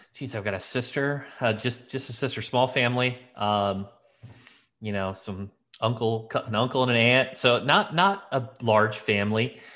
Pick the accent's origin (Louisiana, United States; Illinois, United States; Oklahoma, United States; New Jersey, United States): Illinois, United States; Elkville; I grew up in this little town. It was, geez, Elkville, Illinois